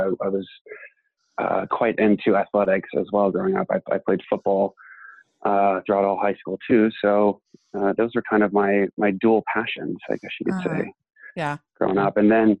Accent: Texas, United States; So I grew up in Texas

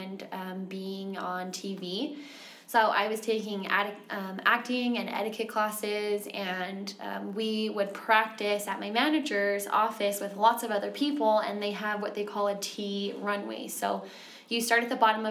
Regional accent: Utah, United States; also born or lived in Texas / California; I grew up here in Utah for most of my life, but I've lived in Texas and California

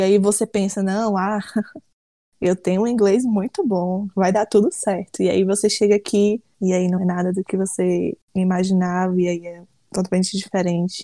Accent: Brazil; moved away as an adult; now in United States; a gente é brasileira

